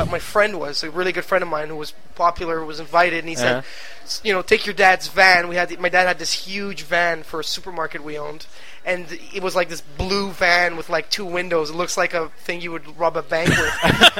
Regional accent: Ghana; also born or lived in Quebec, Canada; now in Canada; I grew up in Africa. In Ghana.

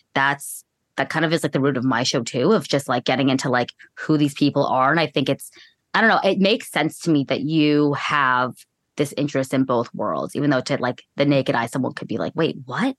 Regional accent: California, United States; I'm from California

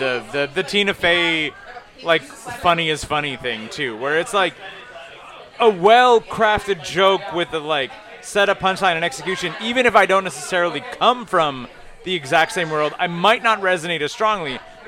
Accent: Iceland; I'm from Iceland.

